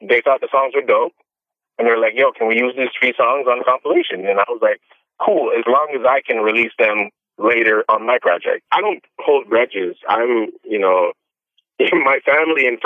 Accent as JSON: {"language": "English", "town": "Toronto", "region": "Ontario", "country": "Canada", "said": "I'm from Canada. I'm from Toronto."}